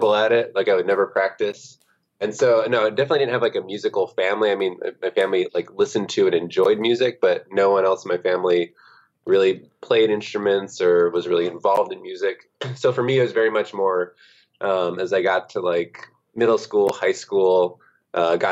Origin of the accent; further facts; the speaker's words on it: Grand Rapids, Michigan, United States; moved away; I'm from Grand Rapids, Michigan